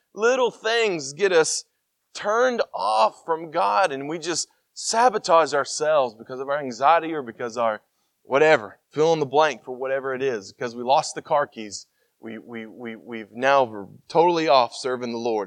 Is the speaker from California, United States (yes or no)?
no; Tennessee, United States; I'm from Tennessee